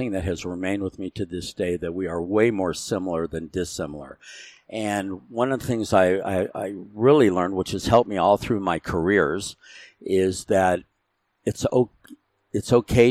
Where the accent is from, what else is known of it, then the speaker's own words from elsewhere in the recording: Arizona, United States; also born or lived in Modesto, California / San Jose, California; I was born in Modesto, California, San Joaquin Valley. When I was two, we moved to San Jose, just southern San Francisco area, until I was seven. And my mother, suffering from rheumatoid arthritis, and the doctor suggested we move to a drier, warmer climate. So we moved to Arizona.